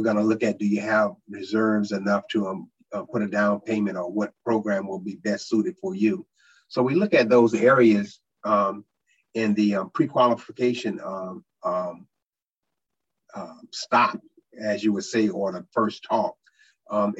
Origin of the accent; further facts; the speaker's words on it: North Augusta, South Carolina, United States; I grew up in North Augusta. I was born at the old University Hospital for the old folks